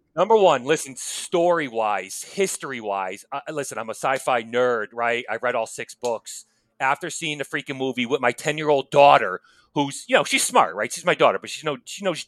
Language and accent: English; outside New Haven, Connecticut, United States; where I grew up outside of New Haven, Connecticut, you know, blue collar town